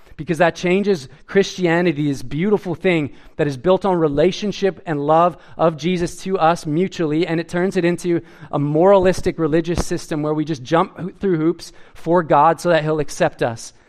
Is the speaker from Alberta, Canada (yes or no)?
yes; Edmonton, Alberta, Canada; I grew up in Edmonton